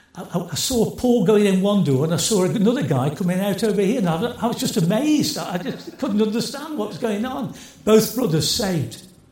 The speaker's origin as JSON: {"language": "English", "town": "Stoke-on-Trent", "region": "West Midlands", "country": "United Kingdom", "said": "I come from Stoke"}